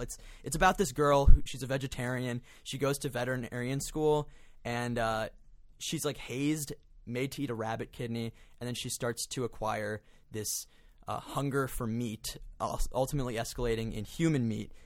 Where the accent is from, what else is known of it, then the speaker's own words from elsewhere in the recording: Florida, United States; I'm from Florida.